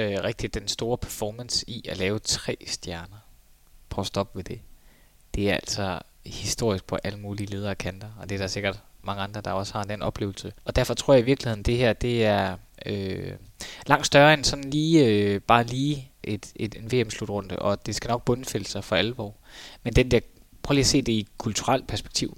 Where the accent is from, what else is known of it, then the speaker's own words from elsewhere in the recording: Denmark; som dansker